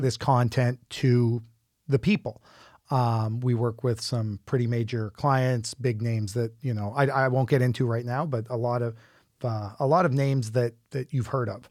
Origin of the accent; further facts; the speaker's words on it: Fredericton, New Brunswick, Canada; moved away; I'm from Fredericton originally